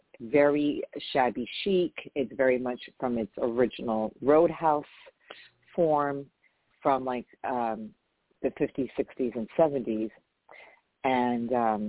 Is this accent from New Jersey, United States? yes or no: no; New York, United States; I grew up in New York.